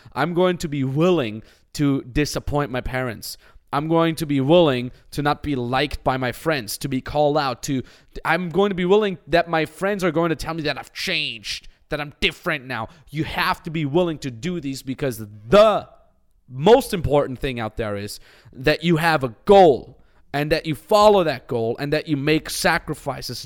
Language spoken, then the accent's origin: English; Austria; moved away; I come from a five thousand people cow town in the Austin Alps